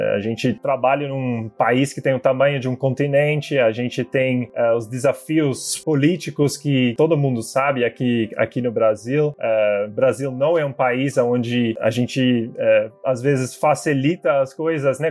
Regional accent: Sittard, Limburg, Netherlands; Portuguese is a second language; moved away as an adult; now in Brazil; eu sou holandês, eu nasci e cresci na Holanda

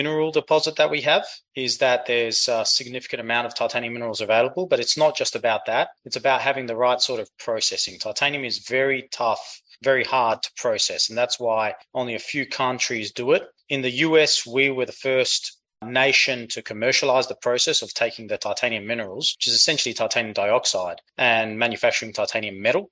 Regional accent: Perth, Western Australia, Australia; moved away as an adult; also born or lived in Greece; now in United States; from the accent, you can tell I grew up in Australia. Grew up in Perth, Western Australia

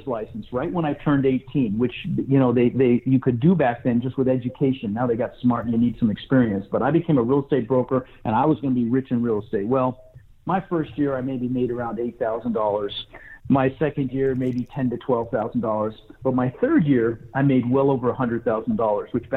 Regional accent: Denver, Colorado, United States; also born or lived in Netherlands; I was born in Holland, and we immigrated from the Netherlands and ended up in Denver, Colorado, where I lived for 30 years

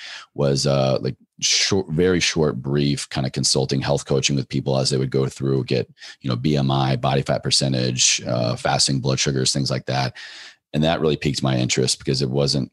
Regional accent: Virginia, United States; drove back home to my home state of Virginia

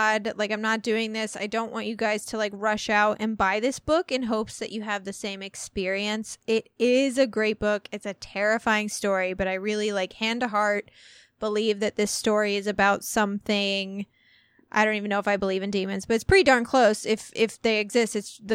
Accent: less than 2 hours from Union, Missouri, United States; Union, Missouri, which is less than 2 hours away from my hometown

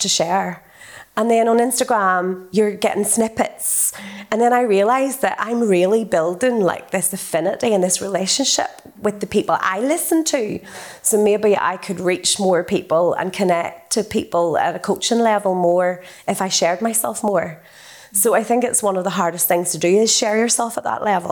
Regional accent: North Antrim coast, Northern Ireland, United Kingdom; So I grew up in a one street village. I'm from the North Antrim coast, the most idyllic, beautiful upbringing.

